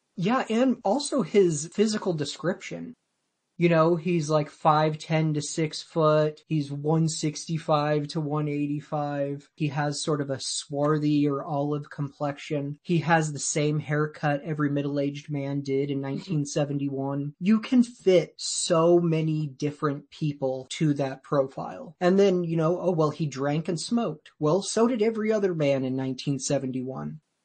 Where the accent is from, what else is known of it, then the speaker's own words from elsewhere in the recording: Woodland, Washington, United States; I grew up in Woodland, Washington.